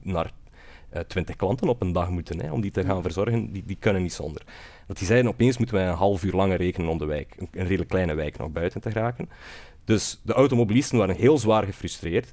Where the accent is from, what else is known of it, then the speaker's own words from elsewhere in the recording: West Flanders, Belgium; now in Brussels, Belgium; Ik kom van iets verder dan Sieltje, uit West-Vlaanderen eh, geboren en getogen